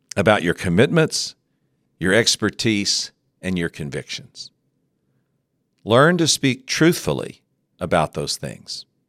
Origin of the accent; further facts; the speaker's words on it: West Texas, United States; growing up in West Texas, I knew some colorful characters